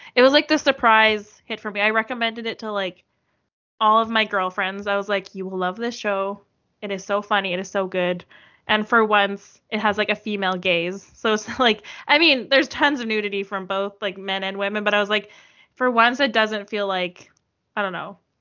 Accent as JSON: {"language": "English", "country": "Canada", "accent": "Canadian", "said": "my horrible Canadian accent"}